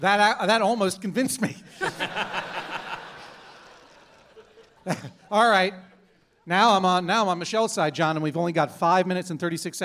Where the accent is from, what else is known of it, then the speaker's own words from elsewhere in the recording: Boston, Massachusetts, United States; Boston Globe, my hometown newspaper.